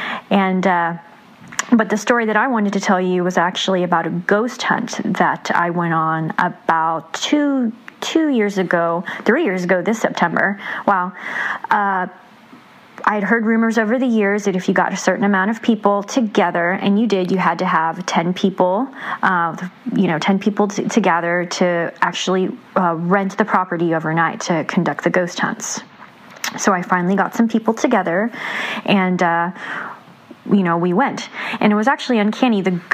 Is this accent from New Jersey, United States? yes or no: no; San Antonio, Texas, United States; now in Austin, United States; I'm from Austin, Texas, originally from San Antonio, Texas.